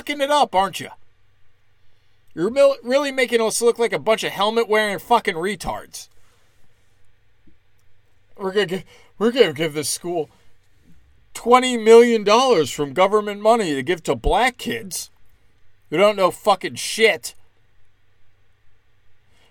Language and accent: English; United States; as an American